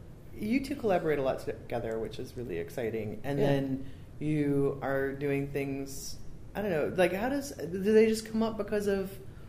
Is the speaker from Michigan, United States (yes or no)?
yes; Michigan, United States; also born or lived in Zionsville, Indiana; now in California, United States; I'm from Michigan, and I lived in Zionsville.